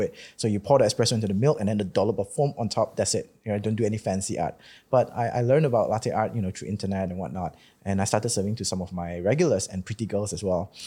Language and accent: English; Malaysia; I've been growing up in Malaysia